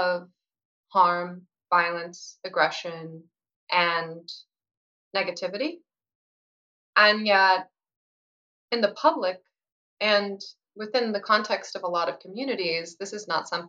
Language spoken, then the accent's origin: English; Pacific Northwest, United States; I'm from the Pacific Northwest, and that's where I've spent most of my life